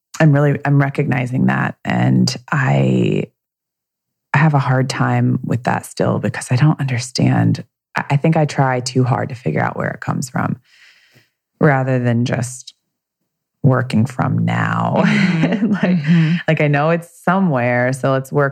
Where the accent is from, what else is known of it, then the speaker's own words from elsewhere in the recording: the South, United States; I grew up in the South